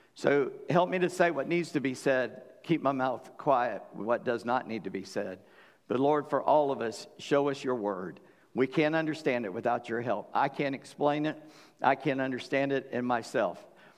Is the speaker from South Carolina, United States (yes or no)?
yes; Charleston, South Carolina, United States; now in Virginia, United States; I said, I'm from South Carolina. He said, where are you from? I said, Charleston. He said, you don't talk that way.